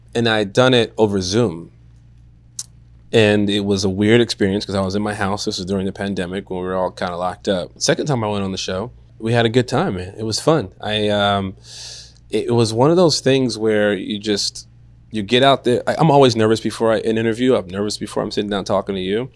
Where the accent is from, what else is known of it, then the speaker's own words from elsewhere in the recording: Chicago, Illinois, United States; I am from Chicago.